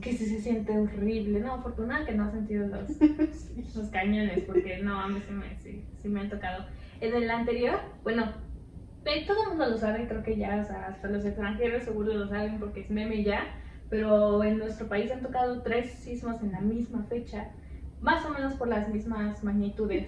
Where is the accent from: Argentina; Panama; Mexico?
Mexico; yo soy de México